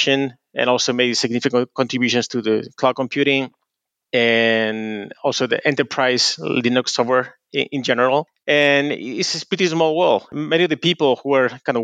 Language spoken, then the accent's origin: English; Spain; moved away as an adult; also born or lived in Japan; now in Tokyo, Japan; I'm originally from Spain